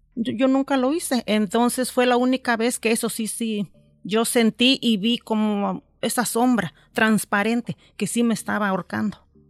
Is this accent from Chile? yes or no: no; Mexico; moved away; cuando yo voy a México